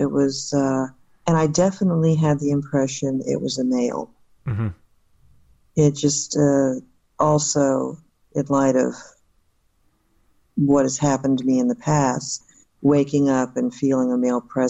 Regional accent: Sanford, Florida, United States; also born or lived in Jacksonville, Florida; I was born in Jacksonville. My father was in the Navy, so I was born in Florida. I do remember, and I was very young, because we moved to Sanford, Florida, and we left there in 1968.

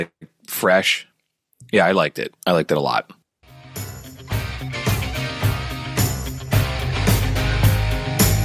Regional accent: United States; We're from the Philadelphia metro

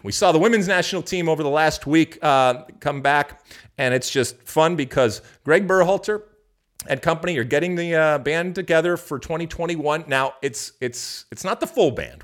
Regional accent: United States

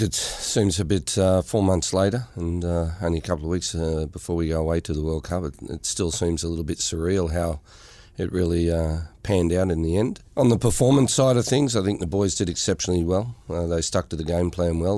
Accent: Australia; being Australian myself

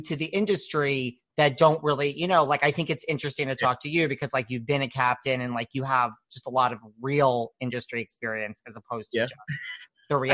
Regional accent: New York, United States; I'm from New York.

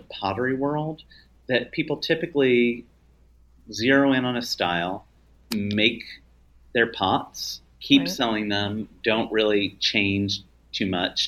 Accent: United States; moved away; I come, by the way, from a small farm town that is not thriving in the current world.

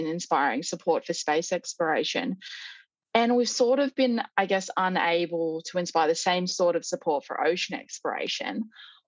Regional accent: Australia; As an Australian

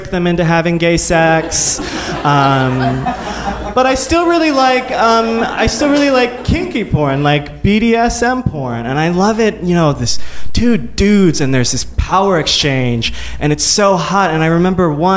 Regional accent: Midwest, United States; growing up in the Midwest, in a very evangelical Christian home

